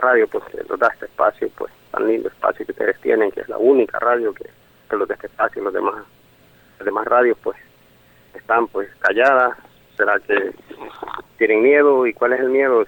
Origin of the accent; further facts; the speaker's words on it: El Salvador; somos salvadoreños